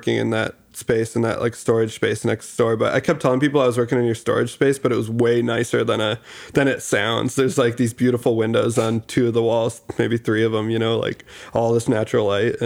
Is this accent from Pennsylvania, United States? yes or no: no; Grand Rapids, Michigan, United States; also born or lived in Detroit; growing up in Grand Rapids too and the Midwest